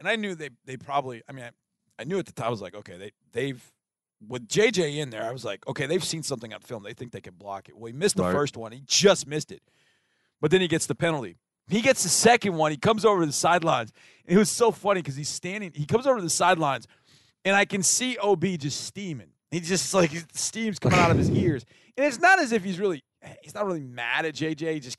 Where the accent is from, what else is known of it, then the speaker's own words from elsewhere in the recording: Wisconsin, United States; moved away; before I moved here, I grew up in Wisconsin.